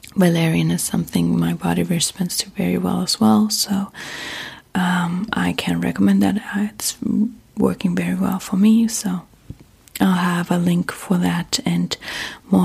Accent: Germany; accent: German; English is a second language; moved away as an adult; now in United States; I'm originally from Germany, have been living in the US now for 10 years

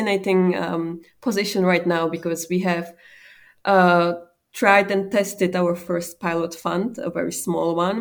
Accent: Czechia; moved away as an adult; also born or lived in Luxembourg; my home country, that is Czech Republic

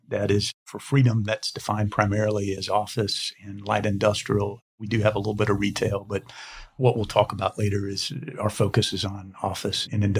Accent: Huntsville, Alabama, United States; I'm a Madison County native and grew up in Huntsville.

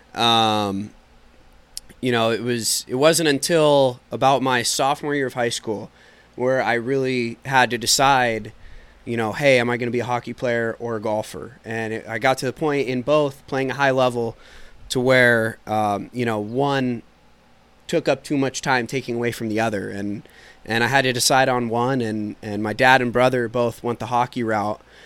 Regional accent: Bay Area, California, United States; growing up in the Bay Area

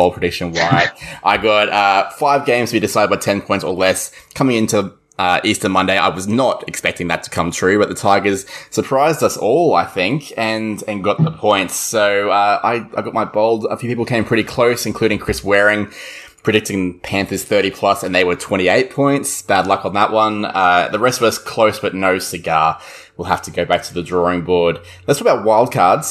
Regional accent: Queensland, Australia; as a Queenslander

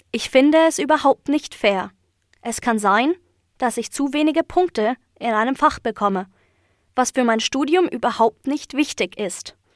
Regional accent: Ireland; German is a second language; now in Leipzig, Germany; Ich komme aus Irland.

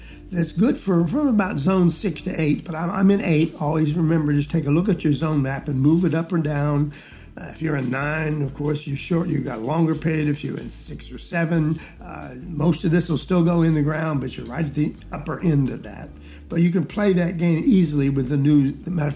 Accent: Georgia, United States; first language English; I'm from Georgia

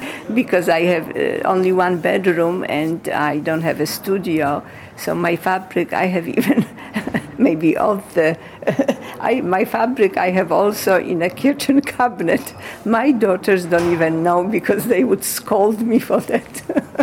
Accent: Poland; moved away as an adult; now in Hartsdale, United States; I was born in Poland, and at age 24, I came to the United States

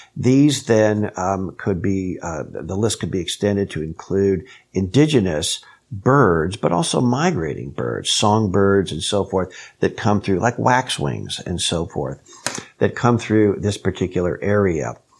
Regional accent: Kansas, United States; I was raised in Kansas

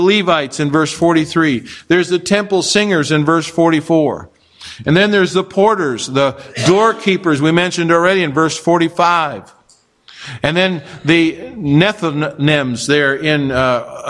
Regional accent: Kansas, United States; moved away; I'm from Kansas

